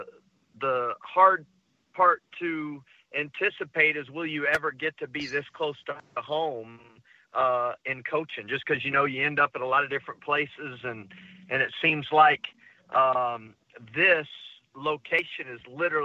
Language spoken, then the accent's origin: English; Texas, United States; my home state of Texas